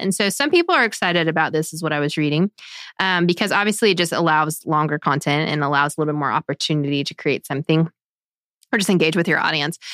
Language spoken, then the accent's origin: English; United States; as an American